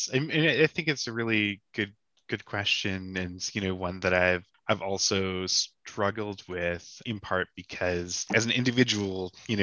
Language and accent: English; Canada; I'm not crazy about being Canadian.